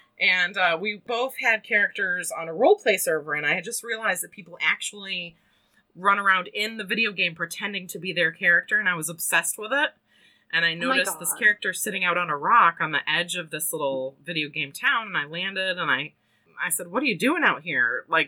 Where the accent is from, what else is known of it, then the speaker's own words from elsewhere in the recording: Syracuse, New York, United States; also born or lived in Washington State; So we moved to the East Coast, and I grew up next door to my paternal grandparents near Syracuse, and I lived there through high school, went to SU for communications, and then lived in North Carolina for 9 years